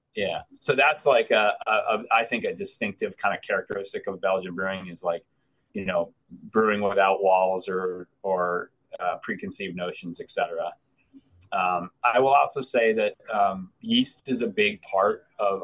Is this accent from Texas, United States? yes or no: no; Vermont, United States; moved away as an adult; also born or lived in Missoula, Montana; now in Maine, United States; I'm from Vermont.